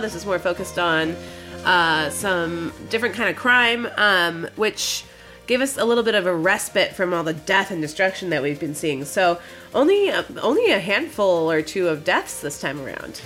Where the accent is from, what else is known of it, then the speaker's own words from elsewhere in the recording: Midwest, United States; I'm from the Midwest